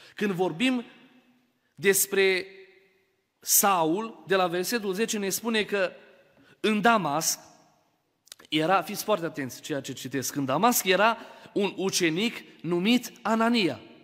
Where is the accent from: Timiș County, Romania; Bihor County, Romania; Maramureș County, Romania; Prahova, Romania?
Maramureș County, Romania; Baia Mare; eu sunt din Baia Mare.